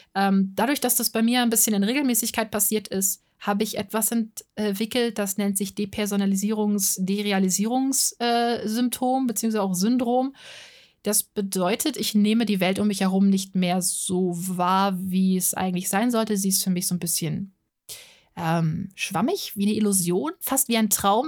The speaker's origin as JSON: {"language": "German", "town": "Offenbach am Main", "region": "Hesse", "country": "Germany", "tie": "born or raised there", "said": "Ich bin in Offenbach am Main geboren. Das ist in der Nähe von Frankfurt am Main, ziemlich nah dran, in Hessen"}